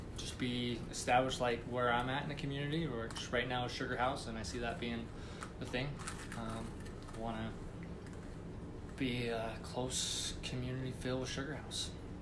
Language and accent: English; Utah, United States; moved away as an adult; growing up in Utah, you hear it's a bubble. It is.